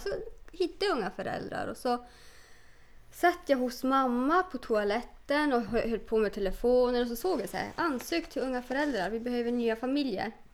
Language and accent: Swedish; Norrland, Sweden; Jag har växt upp med en pappa som var renskötare